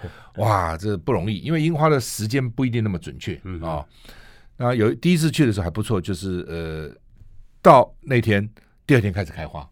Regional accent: Taiwan; 我们台湾人真的去哈，到底该看哪些地方

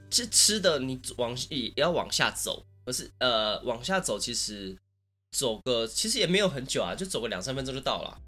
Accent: Taichung, Taiwan; 我虽然是台中人嘛

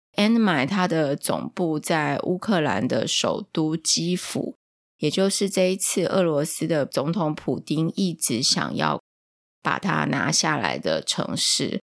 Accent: Taiwan; 我是台湾来的

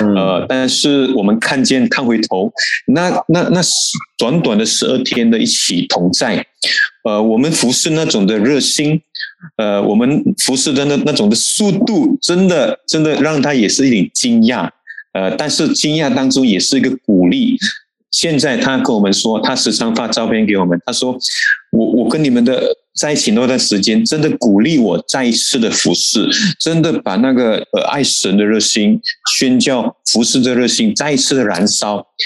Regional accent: Malaysia; 我们还以为我们马来西亚人开车是很快的

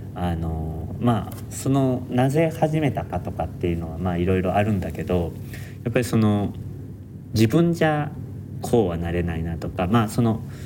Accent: Nara, Japan; now in Tokyo, Japan; もともと俺は奈良県出身

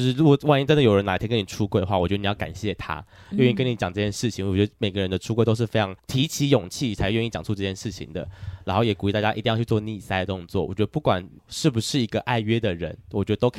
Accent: Taiwan; 身为台湾人，我应该谴责你吗？

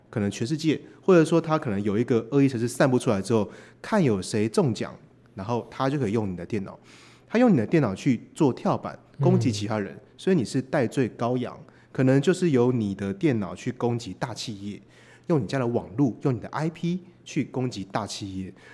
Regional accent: Taiwan; 我们是来自台湾的

